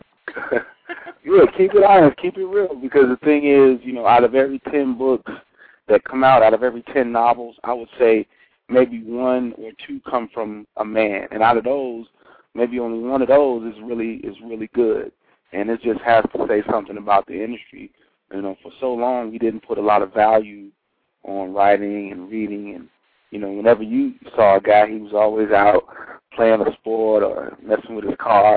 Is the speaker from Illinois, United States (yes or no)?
yes; Chicago, Illinois, United States; now in Dallas, United States; I am from Chicago, born and raised